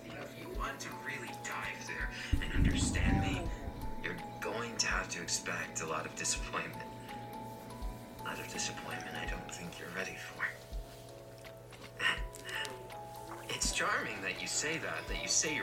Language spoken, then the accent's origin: English; New York, United States; I'm from New York